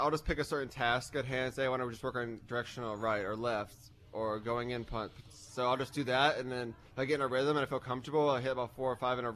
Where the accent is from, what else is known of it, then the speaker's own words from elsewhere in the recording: Tampa, Florida, United States; moved away as an adult; also born or lived in Miami; I really like growing up in Florida